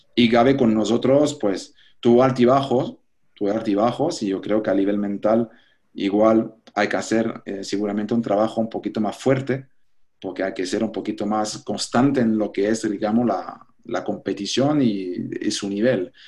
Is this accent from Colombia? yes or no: no; Switzerland; Spanish is a second language; moved away as an adult; now in Panama; mentalidad de pequeño suizo